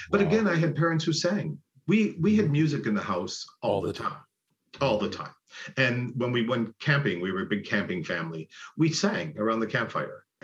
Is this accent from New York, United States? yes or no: yes; Buffalo, New York, United States; I'm from Buffalo, East Side boy.